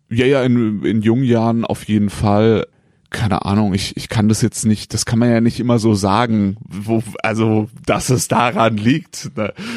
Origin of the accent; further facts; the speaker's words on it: a small village near Heidelberg, Baden-Württemberg, Germany; also born or lived in Siegen; Ich bin in einem kleinen Dorf äh, in der Nähe von Heidelberg aufgewachsen und äh, da komme ich her